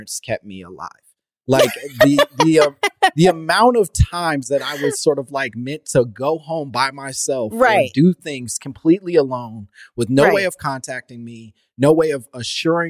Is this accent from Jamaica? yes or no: no; Oak Park, Illinois, United States; I grew up in Oak Park